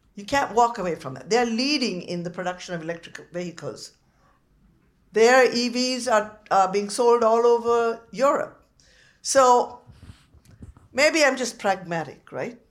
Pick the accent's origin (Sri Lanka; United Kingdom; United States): Sri Lanka; now in Canada; I came from Sri Lanka where the democracy has disintegrated over 75 years